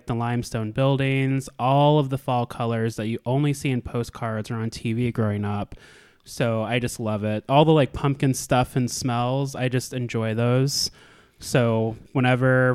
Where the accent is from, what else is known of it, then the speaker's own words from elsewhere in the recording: Anchorage, Alaska, United States; moved away as an adult; now in Indiana, United States; growing up in Alaska, born and raised